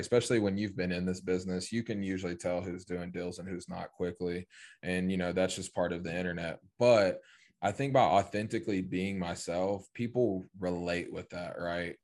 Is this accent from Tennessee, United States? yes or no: yes; East Tennessee, United States; I grew up in East Tennessee, small town of like ten thousand people.